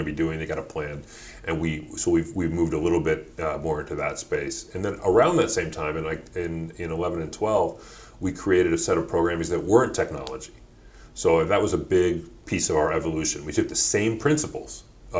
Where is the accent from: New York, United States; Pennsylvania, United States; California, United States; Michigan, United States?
Michigan, United States; Detroit; also born or lived in Ann Arbor, Michigan / London; I'm originally born and raised in Detroit, although grew up half the time in Ann Arbor